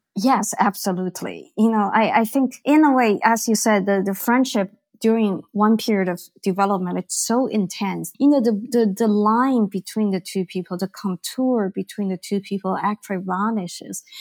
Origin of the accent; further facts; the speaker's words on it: Beijing, China; I grew up in Beijing, which was a very gray, black, green, you know, dark place.